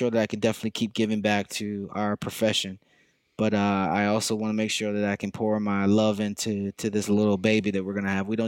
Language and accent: English; the South, United States; born there; now in New York City, United States; I was born in the South. I would not change that.